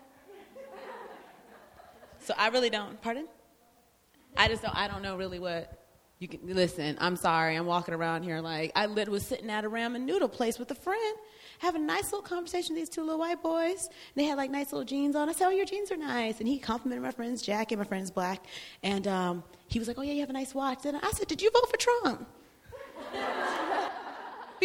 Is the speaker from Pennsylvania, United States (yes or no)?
no; Florida, United States; I'm also from Florida